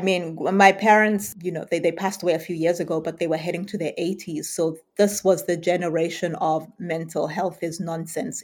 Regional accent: United Kingdom; also born or lived in Southern Africa; as a Brit

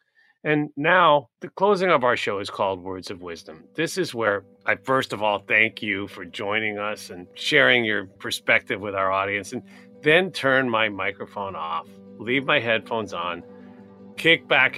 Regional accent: New York City, New York, United States; as a New Yorker

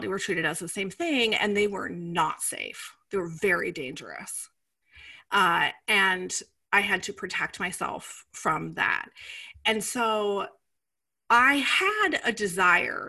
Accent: Iowa, United States; moved away; also born or lived in New York City; I grew up in the Midwest. I grew up in Iowa. I grew up in a small town

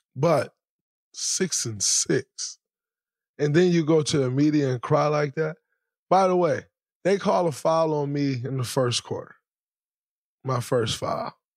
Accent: Saginaw, Michigan, United States; growing up in Saginaw, Michigan, the way I grew up

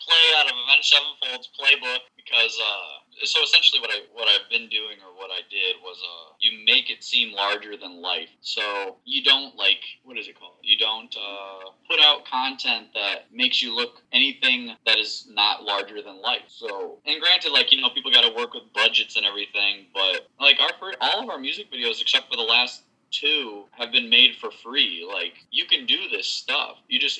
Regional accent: Appleton, Wisconsin, United States; What was there to do in Wisconsin growing up? I forgot what it's called, but basically you just drive everywhere. If you have a car, you just drive around. We have this town named Appleton

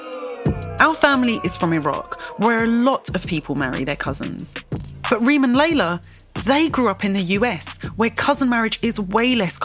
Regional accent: United Kingdom; I am British. I grew up in a country where cousin marriage is not illegal, but it is taboo

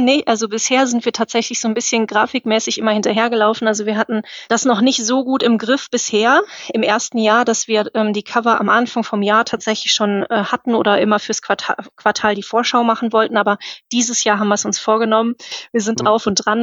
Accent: Cologne, North Rhine-Westphalia, Germany; ich komme aus Köln

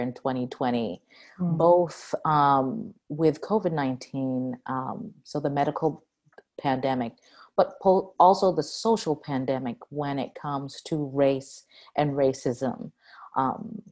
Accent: Cambridge, Massachusetts, United States; I was born in Cambridge, Massachusetts

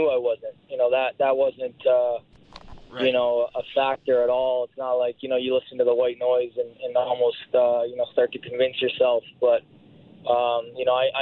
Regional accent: London, Ontario, Canada; my hometown of London, Ontario, and just share it with my community down there

